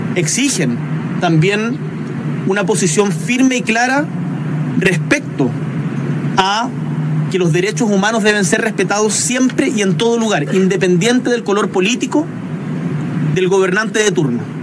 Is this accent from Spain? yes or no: no; Chile